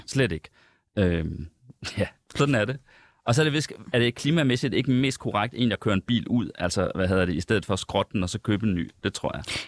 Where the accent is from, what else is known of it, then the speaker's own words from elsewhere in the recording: Central Denmark Region, Denmark; moved away; nu kommer jeg fra Jylland. Uh, hele min familie bor i Jylland. Jeg er rigtig tit i Jylland